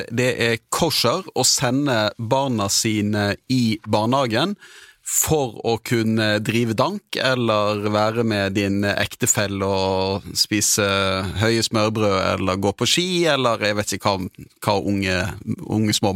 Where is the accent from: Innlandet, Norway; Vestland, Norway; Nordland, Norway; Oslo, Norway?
Nordland, Norway; Sortland; also born or lived in Bergen; Ja, jeg er fra Vesterålen, fra Sortland.